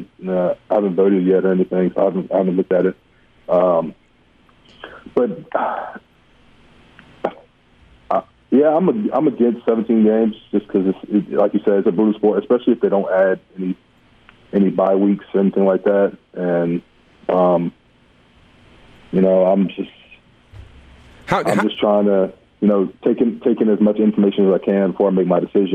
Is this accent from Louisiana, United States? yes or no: yes; Baton Rouge, Louisiana, United States; I grew up in Baton Rouge